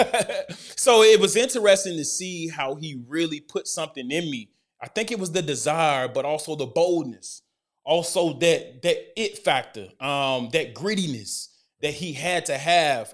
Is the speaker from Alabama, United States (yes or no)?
yes; Decatur, Alabama, United States; born or raised there; moved away as an adult; also born or lived in Oxford, Mississippi / Dallas, Texas; now in Chicago, United States